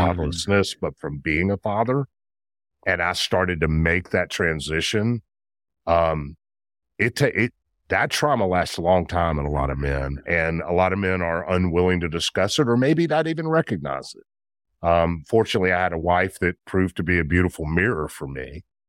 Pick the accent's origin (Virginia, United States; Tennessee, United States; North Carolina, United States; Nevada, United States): Tennessee, United States; Memphis; I'm a Memphis guy, born and bred in Memphis, grew up in Memphis